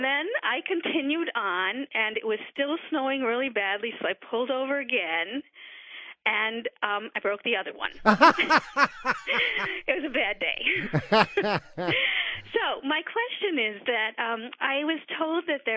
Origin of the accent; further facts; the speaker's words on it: Western New York, United States; now in Massachusetts, United States; I come from Western New York, so I'm sort of used to the snow